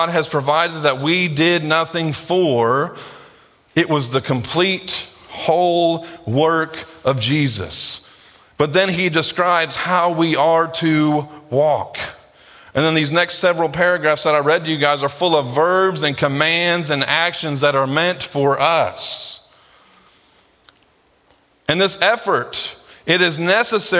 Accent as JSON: {"language": "English", "country": "United States", "said": "we as American Christians"}